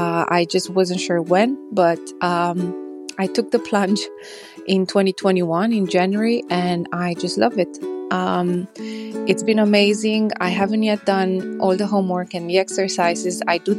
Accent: Romania; I'm from Romania.

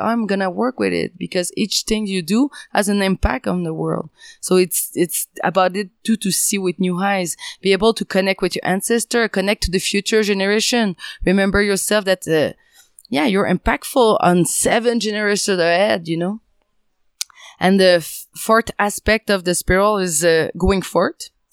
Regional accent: French part of Canada, Quebec, Canada; English is a second language; I'm from the French part of Canada, if you can hear.

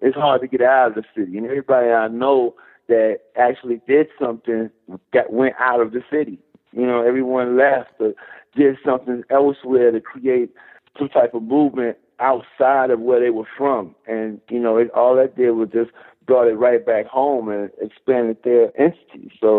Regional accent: Chicago, Illinois, United States; Chicago, South Side, Chicago, Illinois.

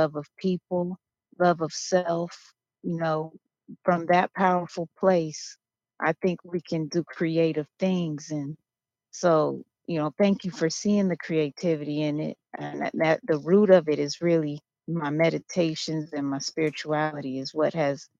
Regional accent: Los Angeles, California, United States; I'm from Los Angeles and California, and born and raised

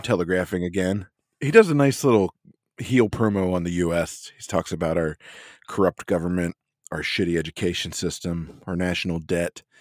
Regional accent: Pennsylvania, United States; now in Washington, DC area, United States; we grew up in Pennsylvania

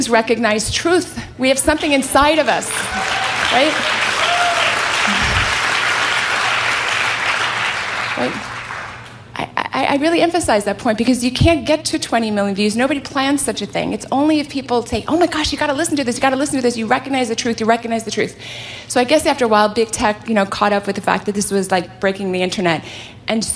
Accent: California, United States; I hail from California

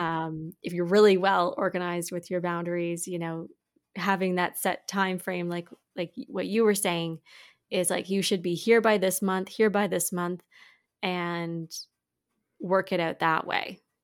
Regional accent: Quebec, Canada; now in Ontario, Canada; I grew up in Quebec and I was very fluent as a child

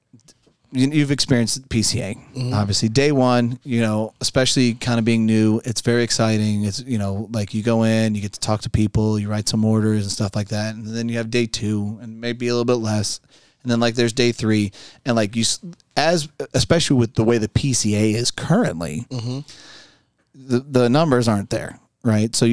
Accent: Boston, Massachusetts, United States; I was born in Boston

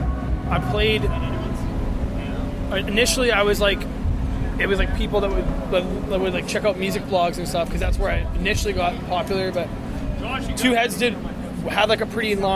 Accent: Thunder Bay, Ontario, Canada; I'm originally from a place called Thunder Bay, Ontario.

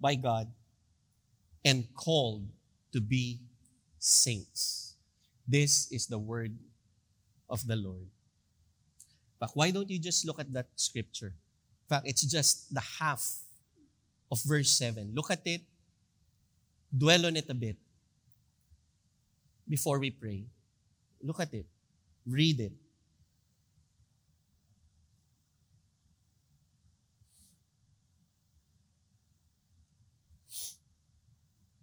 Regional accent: Philippines; we as a Filipino nation, as a Filipino people

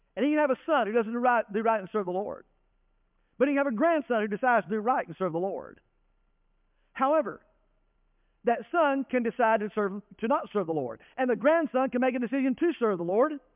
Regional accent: Denton, Texas, United States; I grew up in Denton, Texas, not small town USA

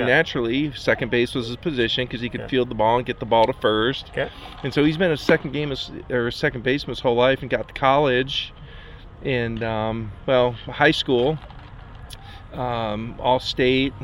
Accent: Bridgeport, Michigan, United States; now in Spokane, United States; I'm from Bridgeport, Michigan, originally. Yeah. So I grew up as a kid playing hockey

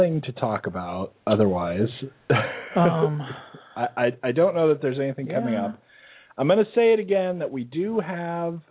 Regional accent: Phoenix, Arizona, United States; moved away; we're from Phoenix. Back in Phoenix, people have been in school since the beginning of August.

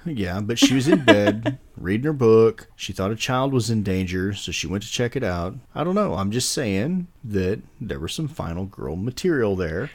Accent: Texas, United States; I grew up in Texas with rattlesnakes and copperheads

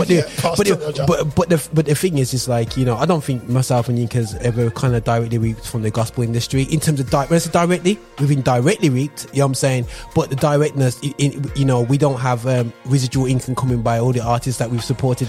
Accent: England, United Kingdom; I'm English-born, hardcore, Caribbean, rice and peas and chicken.

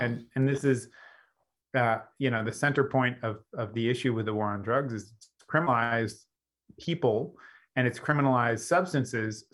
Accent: Los Angeles, California, United States; my hometown in Los Angeles

